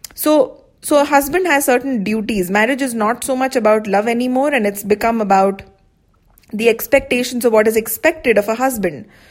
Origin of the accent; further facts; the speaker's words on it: India; I'm from India